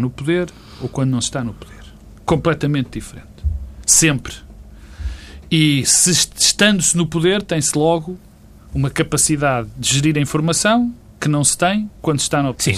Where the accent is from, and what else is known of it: Portugal